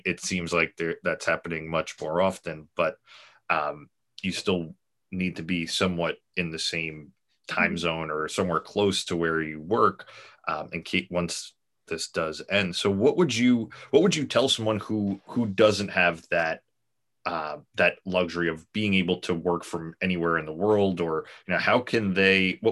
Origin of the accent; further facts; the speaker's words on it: New York, United States; I'm from New York